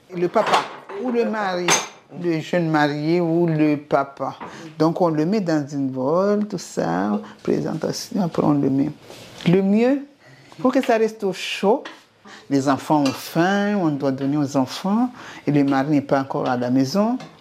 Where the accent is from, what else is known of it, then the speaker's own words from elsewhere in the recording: Comoros; chez nous, en Comore